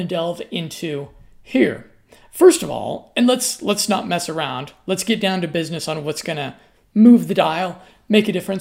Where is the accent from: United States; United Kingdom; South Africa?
United States; I'm an American